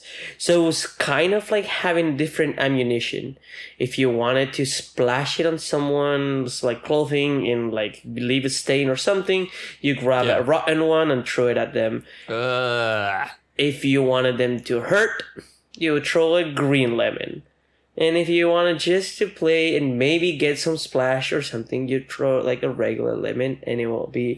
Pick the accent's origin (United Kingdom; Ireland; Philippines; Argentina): Argentina; moved away; I was born in Argentina in one area, raised in another. The area where I was raised, it's a rainforest kind of area